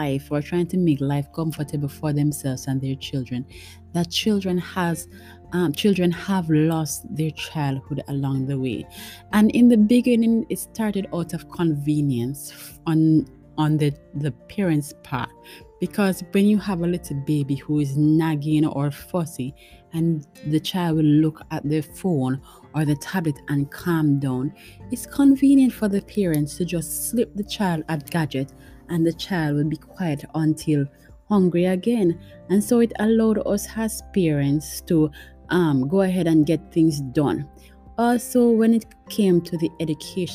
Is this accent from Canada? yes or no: no; Montego Bay, Saint James, Jamaica; I lived in Montego Bay. By the way, I am a Jamaican and I live in Montego Bay, Jamaica.